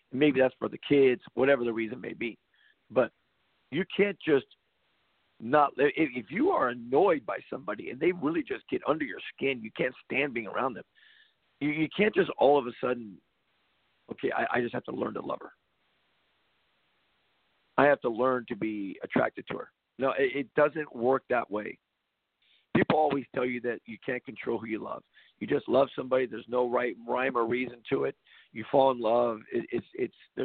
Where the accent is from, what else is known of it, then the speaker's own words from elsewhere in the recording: California, United States; I grew up in California